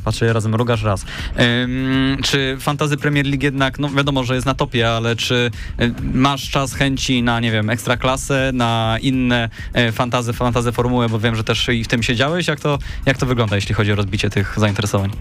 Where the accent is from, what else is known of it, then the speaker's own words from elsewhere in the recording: Poznań, Greater Poland, Poland; tutaj lokalnie my jesteśmy z Poznania